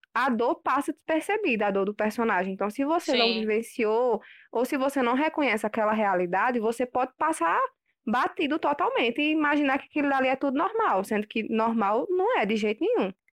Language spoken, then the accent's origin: Portuguese; Picuí, Paraíba, Brazil; de Picuí